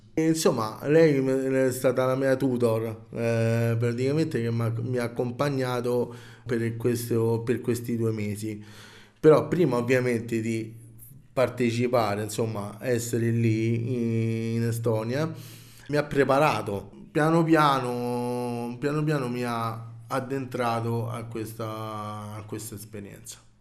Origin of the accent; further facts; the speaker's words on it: Rome, Lazio, Italy; vengo da Roma